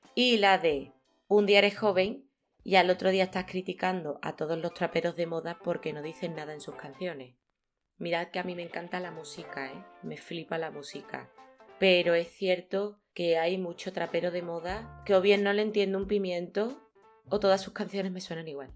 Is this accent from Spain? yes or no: yes; Seville, Andalusia, Spain; yo soy de aquí, de Sevilla, en Andalucía, en España.